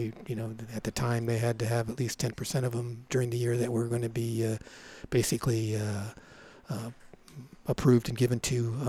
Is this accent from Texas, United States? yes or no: no; Anaheim, California, United States; also born or lived in Long Beach, California; I was born in Long Beach. Yeah. And I was raised in Orange County. We moved to Orange County, like I stated a little earlier, before there was a Disneyland.